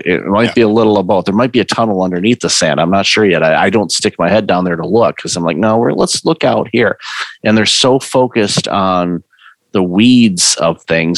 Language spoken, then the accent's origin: English; Detroit, Michigan, United States; I grew up in Detroit.